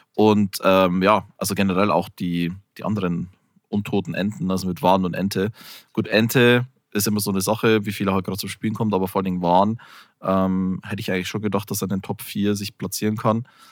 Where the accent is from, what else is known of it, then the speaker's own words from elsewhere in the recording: Bavaria, Germany; ich komme ja aus Bayern, was man ja durchaus sagen kann, was so die, die Bierregion schlechthin ist